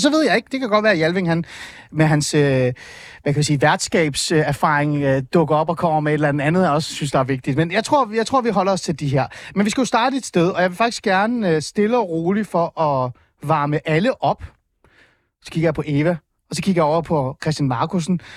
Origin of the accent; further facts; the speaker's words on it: East Jutland, Central Denmark Region, Denmark; i Østjylland, hvor jeg er fra